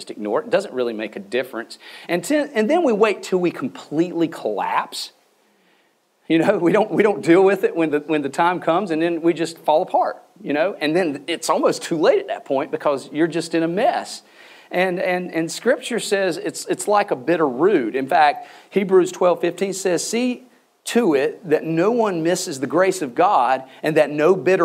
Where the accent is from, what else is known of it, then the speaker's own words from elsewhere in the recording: the South, Southern United States, United States; I'm a Southerner